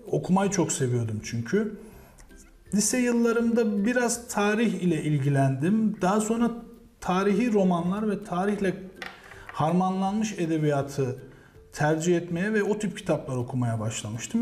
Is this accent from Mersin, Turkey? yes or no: yes; Mersin, Turkey; moved away as an adult; also born or lived in Konya; now in Kahramanmaraş, Turkey; 1981 Mersin doğumluyum. İlk orta ve lise eğitimimi Mersin'de gerçekleştirdim.